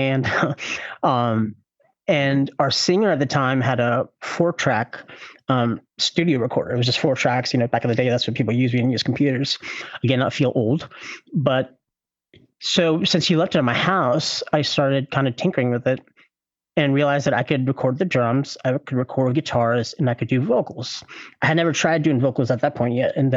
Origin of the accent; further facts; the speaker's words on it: Louisville, Kentucky, United States; I am from Louisville, Kentucky